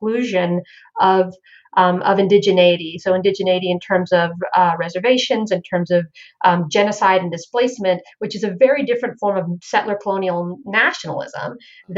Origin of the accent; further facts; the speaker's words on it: Florida, United States; now in Charlotte, United States; growing up in Florida